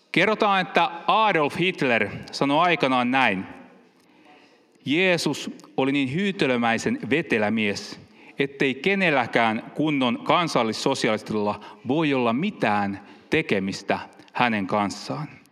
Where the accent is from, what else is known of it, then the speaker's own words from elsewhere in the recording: Finland; also born or lived in Helsinki; now in Pori, Finland; Meillä päin, kun mä oon kiihneviltä kotoisin